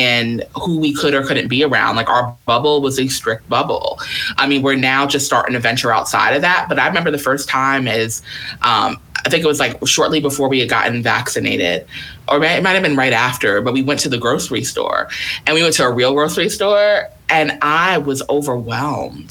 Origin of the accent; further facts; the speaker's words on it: New York, United States; I'm from New York